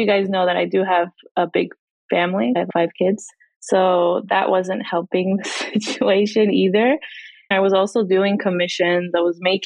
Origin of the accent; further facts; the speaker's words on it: New Jersey, United States; now in Tampa, United States; I was originally from New Jersey and then I moved here about 18 years ago